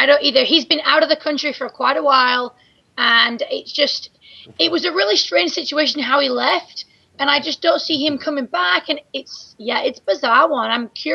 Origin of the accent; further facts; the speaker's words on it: Hull, Yorkshire and the Humber, United Kingdom; now in Kansas City, United States; I'm from Hull and I'm having a tough time in Kansas City